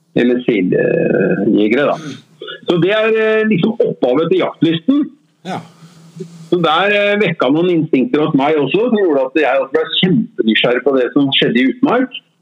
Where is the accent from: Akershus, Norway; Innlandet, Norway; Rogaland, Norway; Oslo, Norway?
Oslo, Norway; Jeg er Oslo-gutt. Født og oppvokst på Grorud.